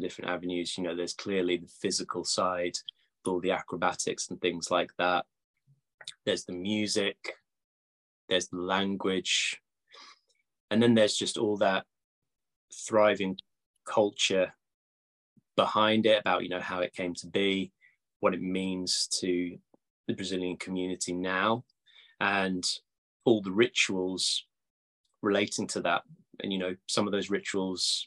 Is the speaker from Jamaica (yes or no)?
no; Cambridge, East of England, United Kingdom; moved away; Cambridge, actually, my hometown